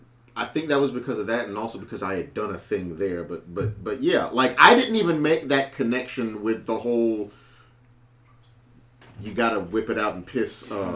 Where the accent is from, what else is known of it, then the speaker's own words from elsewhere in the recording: South Carolina, United States; I'm from South Carolina.